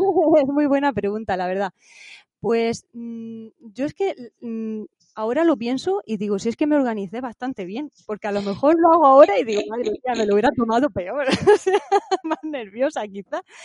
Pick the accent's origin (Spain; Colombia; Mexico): Spain; Santa Cruz, Region of Murcia; en mi pueblo, en Santa Cruz, Murcia